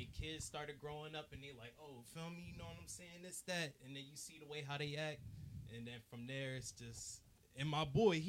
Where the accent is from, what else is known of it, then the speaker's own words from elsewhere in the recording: Willingboro, New Jersey, United States; Like I said earlier, I'm from Willingboro, though. So I say, honestly, to really keep it 100, I feel like that's like a fake hood.